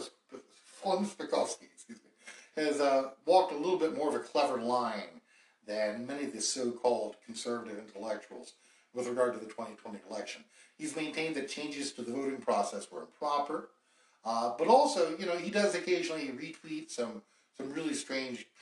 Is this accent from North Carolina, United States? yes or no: yes; North Carolina, United States; my home state of North Carolina